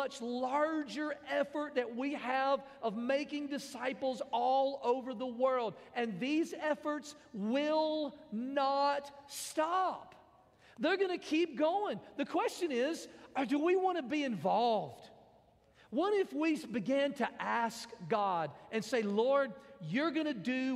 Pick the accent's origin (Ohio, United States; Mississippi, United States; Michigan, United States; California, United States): Mississippi, United States; now in Cookeville, United States; I am from Mississippi